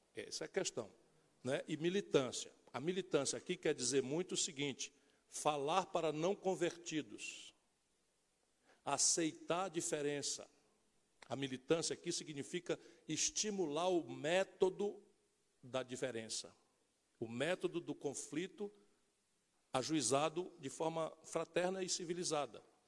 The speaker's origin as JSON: {"language": "Portuguese", "town": "Sobral", "region": "Ceará", "country": "Brazil"}